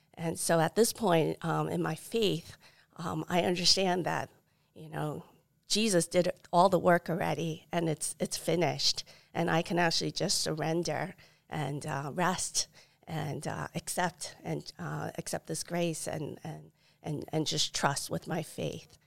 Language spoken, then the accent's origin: English; New York City, New York, United States; also born or lived in Taiwan; now in Arizona, United States; I was born in Taiwan